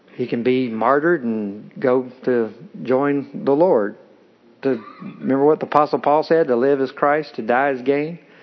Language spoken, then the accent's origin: English; Kentucky, United States; I'm from Kentucky, and I get accused of being from Tennessee, but I'm from Kentucky. We get married young there